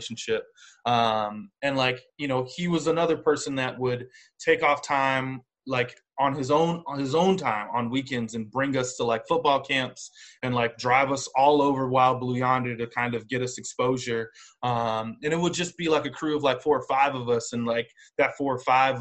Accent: Cincinnati, Ohio, United States; I grew up in Cincinnati

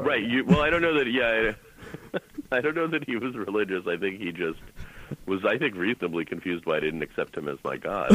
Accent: Boston, Massachusetts, United States; I'm from Boston

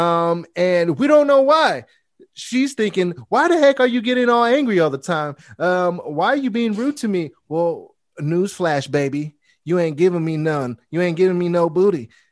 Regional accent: Bay Area, California, United States; I'm from the Bay Area

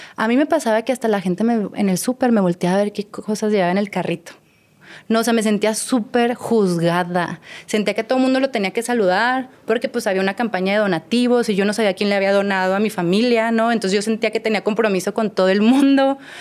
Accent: Torreón, Coahuila, Mexico; moved away as an adult; also born or lived in Mexico City; now in Mazatlán, Mexico; yo no soy de Mazatlán, yo soy de Torreón. No tengo siete años viviendo en Mazatlán

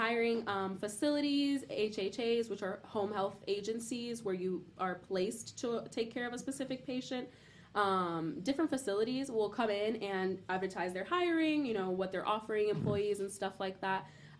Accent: Miami, Florida, United States; I was born and raised in Miami, and there's just something about the Southern manners that I appreciate.

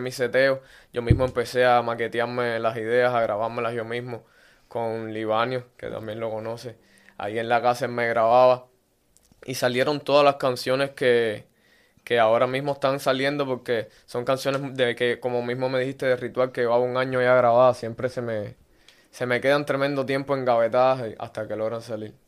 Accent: Havana, Cuba; moved away as an adult; soy un artista cubano nacido en La Habana

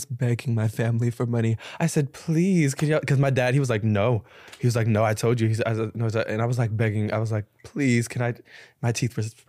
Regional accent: Georgia, United States; Georgia. So deep south, like.

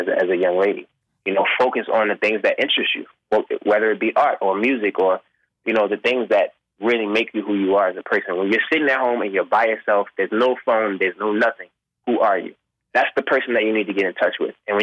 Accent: Baltimore, Maryland, United States; I'm this young kid from Baltimore, soulful voice. I play drums. I got an ear for music

